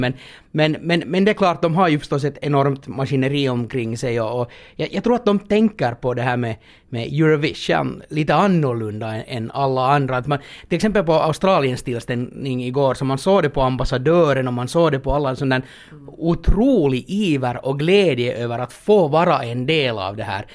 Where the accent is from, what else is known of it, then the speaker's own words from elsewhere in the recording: Finland; när man kommer då här som finländare